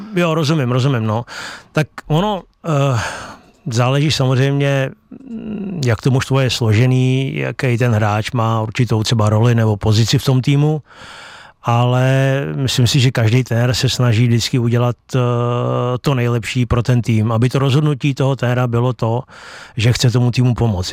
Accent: Chrustenice, Central Bohemian Region, Czechia; also born or lived in Beroun; takže z těch chrustenic, kde já bydlím

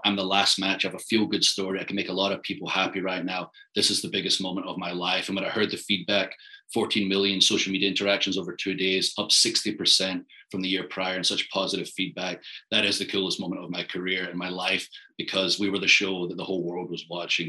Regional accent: Tampa, Florida, United States; But also I'm from Tampa, so I support the local teams.

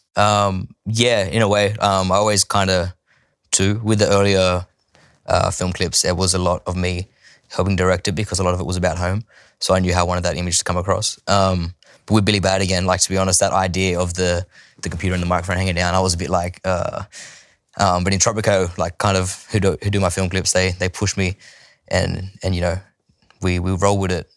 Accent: Sydney, New South Wales, Australia; also born or lived in Bowraville, New South Wales; growing up there, I spent, from when I was born to seven in Bowerville, and then we moved to Sydney for Dad's music. I spent from seven till fourteen in Sydney

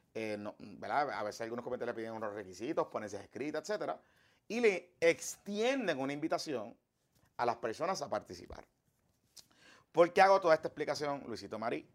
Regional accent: Puerto Rico

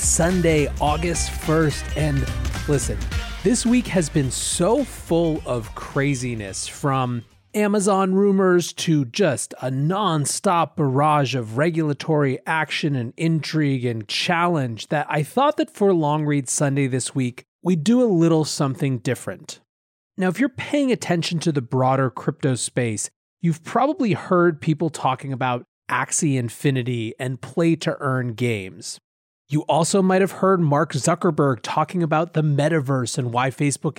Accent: Philippines; born or raised there

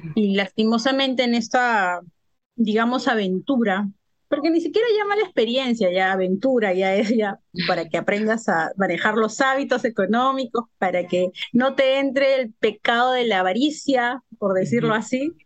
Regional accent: Lima, Peru; Yo soy de Perú, de Lima, Perú

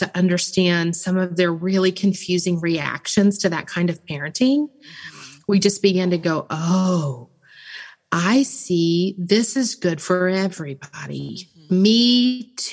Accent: Memphis, Tennessee, United States; I'm originally from Memphis

